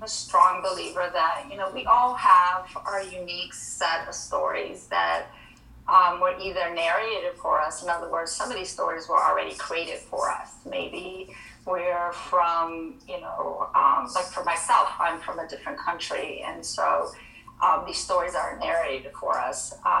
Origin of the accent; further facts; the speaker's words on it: Spain; now in New Jersey, United States; I am a first generation immigrant. My mother is from Spain. I'm also was born and raised in Spain. My dad is Dominican. So even though both of them are Hispanic, two very, very, very different cultures